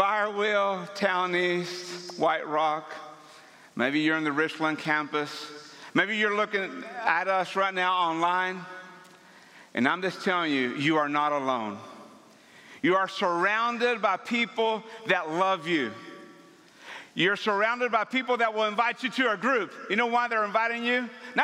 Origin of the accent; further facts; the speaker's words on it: Ciudad Victoria, Tamaulipas, Mexico; first language Spanish; English is a second language; moved away; I was born and raised in Ciudad Victoria, Tamaulipas, Mexico